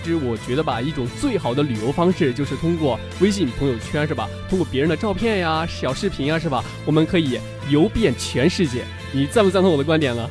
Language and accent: Chinese; Henan, China; 我是河南人